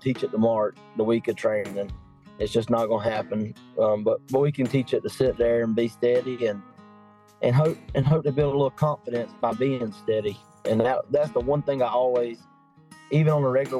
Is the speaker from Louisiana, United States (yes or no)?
no; Patterson, Georgia, United States; I'm from Patterson, Georgia, a small town in southeast Georgia